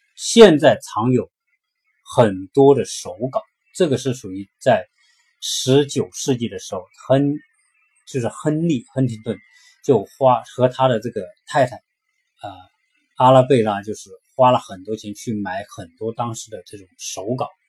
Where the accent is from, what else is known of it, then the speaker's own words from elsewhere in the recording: China; 我们中国人